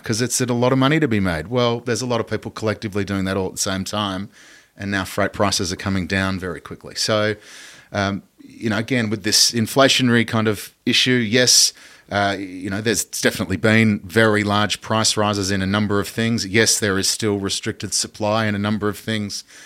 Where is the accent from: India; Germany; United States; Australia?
Australia; as an Australian citizen